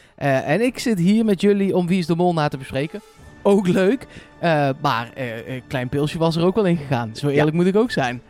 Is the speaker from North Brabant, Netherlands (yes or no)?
yes; Eindhoven, North Brabant, Netherlands; Ja, ik kom uit Eindhoven